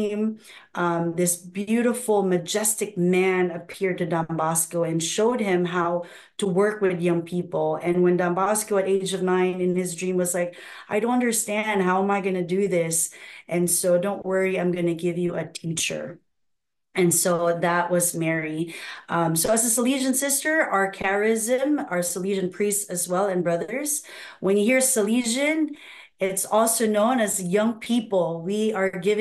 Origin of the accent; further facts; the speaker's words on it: Philippines; also born or lived in Nigeria; now in United States; I was born in Nigeria. Wow. And I was raised in the Philippines, and now I'm here.